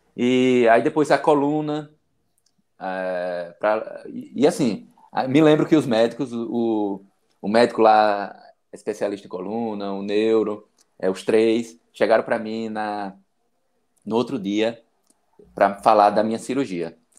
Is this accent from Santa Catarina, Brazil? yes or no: no; interior of Bahia, Brazil; also born or lived in Aracaju; Eu moro, eu sou do interior da Bahia, que fica 110 quilômetros da capital sergipana, Aracaju